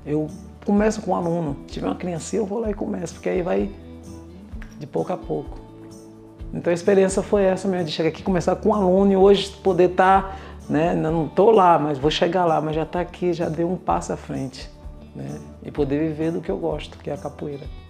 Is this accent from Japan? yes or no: no; Arraial da Ajuda, Bahia, Brazil; moved away as an adult; also born or lived in Temuco, Chile / Lima, Peru; now in Braga, Portugal; Eu sou do Brasil, vim lá do Arraial da Ajuda, Bahia